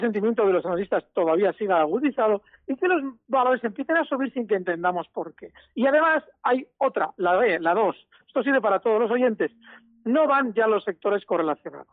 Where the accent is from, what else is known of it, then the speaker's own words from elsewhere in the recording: Biscay, Basque Country, Spain; aquí de Vizcaya, y los de Vizcaya pues somos muy del BBV y de Iberdrola